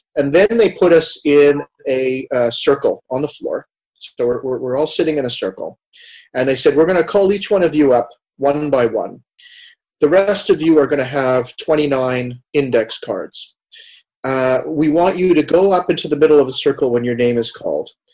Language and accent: English; Montreal, Quebec, Canada; moved away; also born or lived in Amsterdam, Netherlands / Vancouver, Canada; growing up in Montreal, if we go all the way back to my childhood